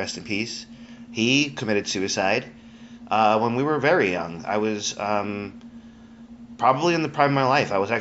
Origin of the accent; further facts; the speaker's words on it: Colombia; moved away; I'm Colombian. I'm Colombian